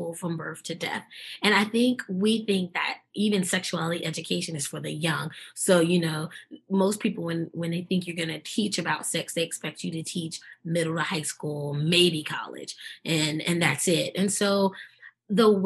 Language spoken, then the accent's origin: English; New York City, New York, United States; accent: Brooklyn; moved away; also born or lived in Eastern North Carolina; I'm always going to keep my Brooklyn roots. And if you make me angry enough, you will hear the Brooklyn accent.